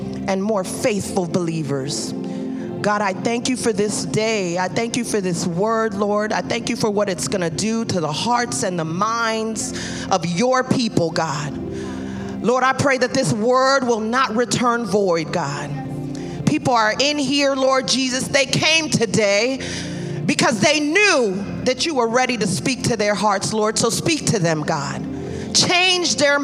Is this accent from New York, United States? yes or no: yes; New York City, New York, United States; I'm from Brooklyn. We speak with our hands